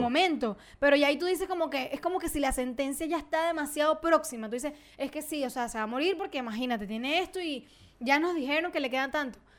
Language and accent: Spanish; Venezuela; moved away; yo obviamente soy venezolana, donde yo me pare me van a escuchar y van a saber que yo soy venezolana